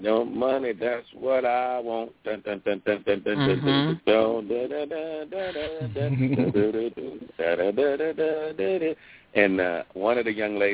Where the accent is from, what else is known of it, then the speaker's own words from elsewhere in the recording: Detroit, Michigan, United States; now in West Covina, United States; old school R&B, which I grew up on in Detroit, Michigan.